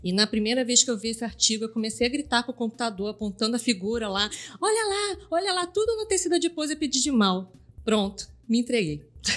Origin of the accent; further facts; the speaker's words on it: Southeast Brazil, Brazil; eu, que sou cria do Sudeste